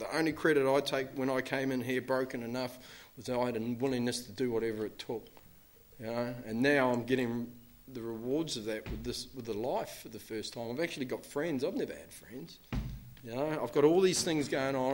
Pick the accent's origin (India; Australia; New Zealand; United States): New Zealand; I'm from New Zealand